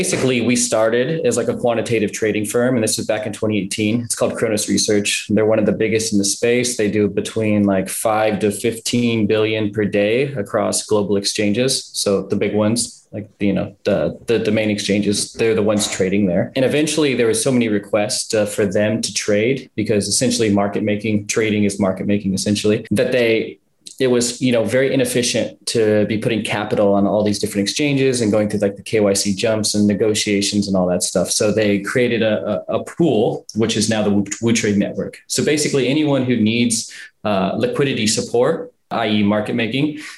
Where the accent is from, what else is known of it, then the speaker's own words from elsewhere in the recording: Southern California, United States; moved away as an adult; now in China; I was born in California, Southern California